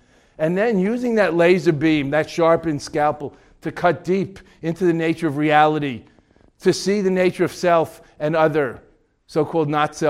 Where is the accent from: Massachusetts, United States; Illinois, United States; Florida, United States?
Massachusetts, United States; Boston; Ted Williams? I'm from Boston.